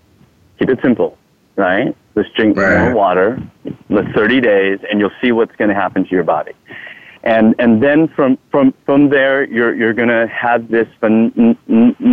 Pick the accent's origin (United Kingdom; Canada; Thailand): Thailand; English is a second language; now in United States; I'm Thai. I'm from Thailand.